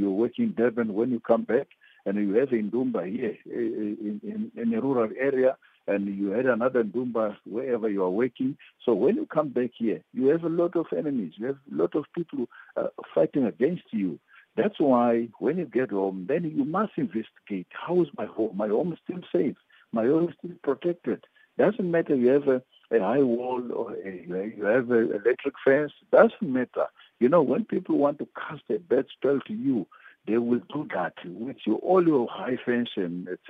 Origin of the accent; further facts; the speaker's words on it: Mozambique; moved away; I was born in Mozambique